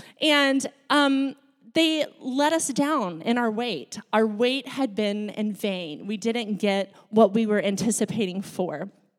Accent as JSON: {"language": "English", "country": "Laos", "tie": "born or raised there", "also_born_or_lived": "Thailand", "said": "I grew up in a foreign country. I grew up in Laos and Thailand, and Laos was a developing country."}